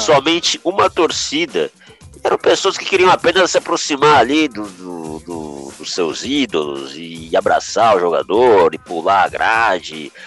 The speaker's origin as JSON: {"language": "Portuguese", "country": "Brazil", "said": "nós como brasileiros"}